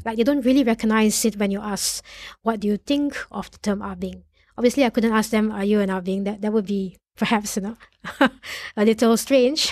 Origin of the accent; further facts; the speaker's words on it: Malaysia; as a Malaysian Chinese of the non-Chinese educated background